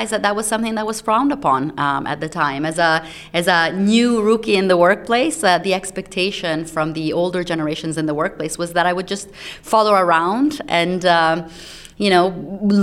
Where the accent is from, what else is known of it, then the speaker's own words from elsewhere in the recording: Italy; moved away; also born or lived in United States; I grew up in Italy